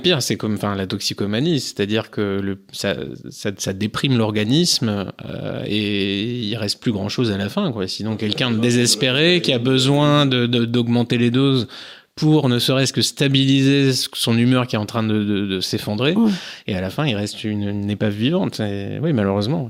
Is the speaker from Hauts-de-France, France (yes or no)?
no; Jura, Bourgogne-Franche-Comté, France; moved away; also born or lived in Nord, near the Belgian border; je suis originaire du Jura. Maintenant je vis dans le Nord, près de la frontière belge.